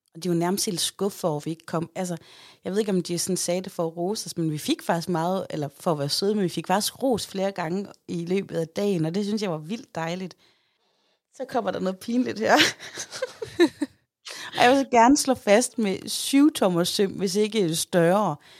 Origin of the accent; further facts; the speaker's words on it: Aarhus, Central Denmark Region, Denmark; jeg er jo fra Højbjerg